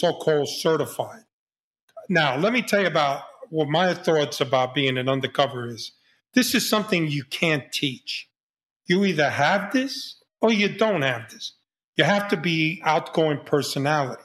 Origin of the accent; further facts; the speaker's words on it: New York City, New York, United States; I was a kid from the Bronx